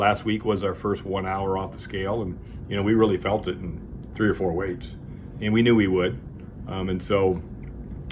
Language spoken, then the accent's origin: English; Humboldt, Iowa, United States; we get to go up to my hometown and have our second Humboldt dual meet